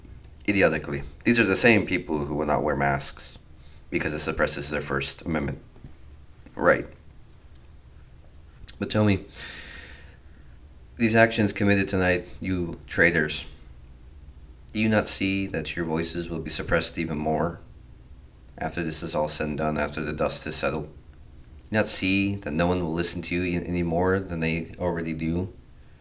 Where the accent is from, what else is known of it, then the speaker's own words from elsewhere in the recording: United States; us as the American people